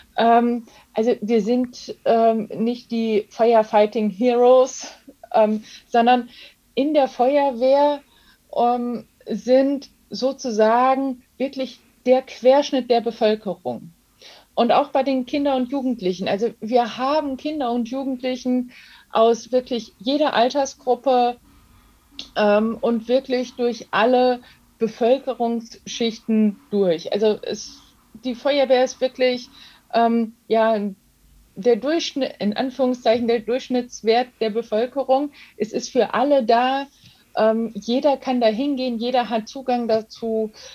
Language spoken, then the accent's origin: German; Germany; also born or lived in Darmstadt-Dieburg, Hesse; bei uns in Deutschland